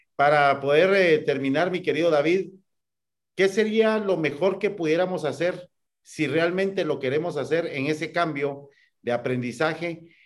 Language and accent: Spanish; Guatemala; como guatemaltecos